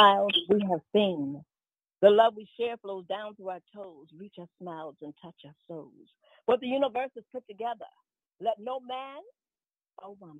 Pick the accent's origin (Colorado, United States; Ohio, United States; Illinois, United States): Ohio, United States; Cincinnati; moved away as an adult; also born or lived in New Jersey / New York; I was born and raised in Cincinnati.